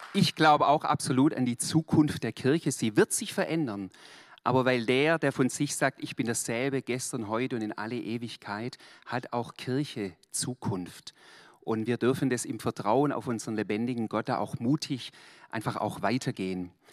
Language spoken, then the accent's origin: German; Swabia, Germany; Ich bin eigentlich Schwabe